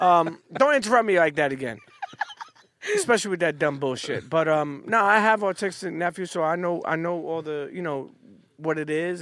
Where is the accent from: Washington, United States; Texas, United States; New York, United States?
New York, United States; New York City; also born or lived in Bensonhurst / Bay Ridge; I grew up on Coney Island till I was about thirteen. Then I moved to, uh, uh, Bensonhurst, more so Bay Ridge area